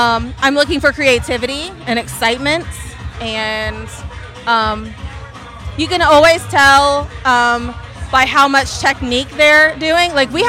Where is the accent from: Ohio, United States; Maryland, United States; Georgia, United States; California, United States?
Ohio, United States; Chillicothe; I'm from Chillicothe, Ohio.